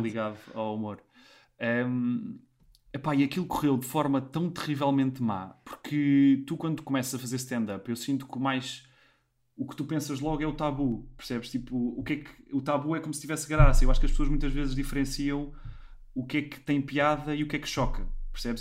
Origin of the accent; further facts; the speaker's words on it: Portugal; moved away as an adult; also born or lived in Lisbon / London; eu também não sou de Lisboa, sou da Marinha, meios mais pequenos